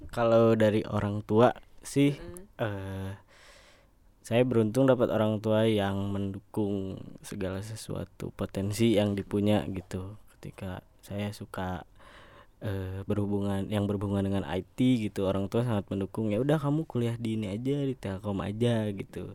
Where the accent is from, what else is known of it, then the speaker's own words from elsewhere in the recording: Sukabumi, West Java, Indonesia; also born or lived in Bandung; pindahlah ke Sukabumi nah sampai lulus SMK saya kebetulan di sana